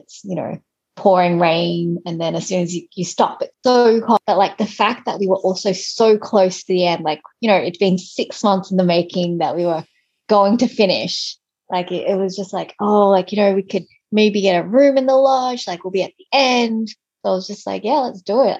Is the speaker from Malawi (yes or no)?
no; Australia; moved away; I grew up in Australia